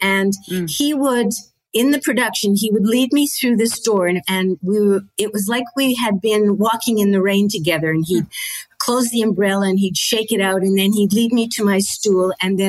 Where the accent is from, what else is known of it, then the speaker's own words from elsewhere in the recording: Manitoba, Canada; MTC, my hometown in Manitoba, they picked it up.